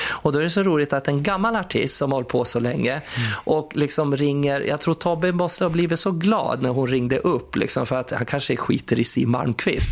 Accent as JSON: {"language": "Swedish", "town": "Skutskär", "region": "Uppsala County", "country": "Sweden", "said": "jag kommer från Skutskär"}